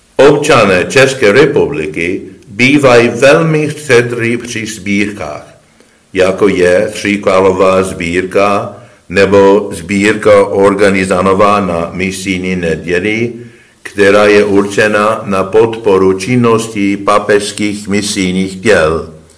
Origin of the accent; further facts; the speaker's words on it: United States; moved away as an adult; also born or lived in Rome, Italy; ve Spojených státech, v mé rodné zemi